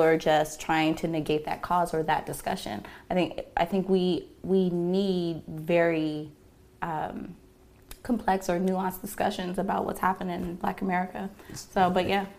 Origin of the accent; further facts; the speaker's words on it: Los Angeles, California, United States; I was born here in Los Angeles, California. I was raised in the Valley.